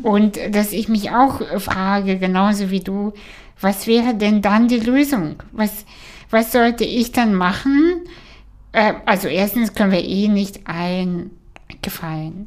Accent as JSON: {"language": "German", "country": "Kazakhstan", "tie": "born or raised there", "moved": "yes", "lives_now": "Germany", "said": "ich komme aus Kasachstan, wo wir nicht mal fließend Wasser hatten"}